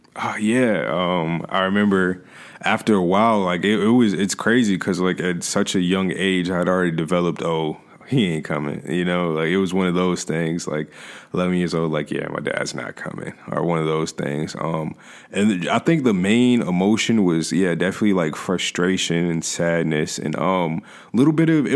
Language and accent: English; Hampton, Virginia, United States; I was raised here in Hampton, Virginia